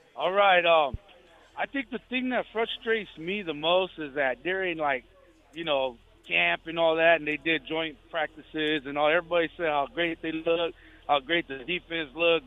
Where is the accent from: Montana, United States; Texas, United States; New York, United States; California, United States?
California, United States; Fresno; I'm from Fresno